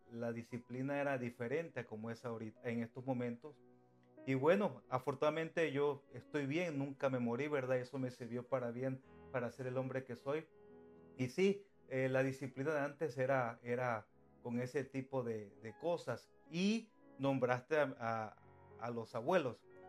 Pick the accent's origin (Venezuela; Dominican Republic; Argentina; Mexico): Mexico; Cosamaloapan, Veracruz; moved away as an adult; also born or lived in Mexico City, Mexico; now in United States; soy mexicano. soy de de un estado de México que se llama Veracruz y vengo siendo de un municipio que se llama Cosamaloapan Cosamaloapan Veracruz, México. Y bueno, y nací ahí en Cosamaloapan pero me, parte de mi vida eh, la viví en, el Distrito Federal